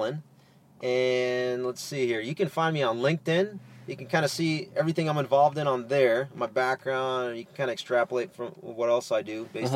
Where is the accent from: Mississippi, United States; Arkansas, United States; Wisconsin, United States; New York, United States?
New York, United States; New York City; I'm originally from Inwood